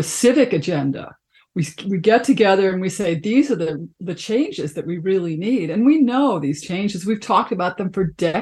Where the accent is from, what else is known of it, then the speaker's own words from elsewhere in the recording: Chicago, Illinois, United States; I grew up in Chicago, the south side of Chicago